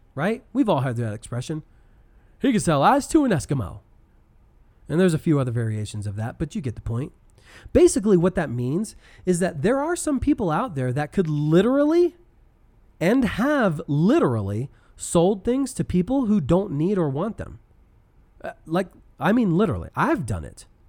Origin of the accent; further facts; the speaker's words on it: Denver, Colorado, United States; I'm from Denver